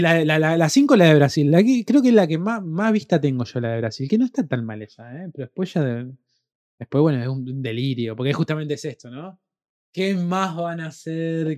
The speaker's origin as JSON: {"language": "Spanish", "town": "Rosario", "region": "Santa Fe", "country": "Argentina", "said": "Nosotros somos de Rosario, tierra de Lionel"}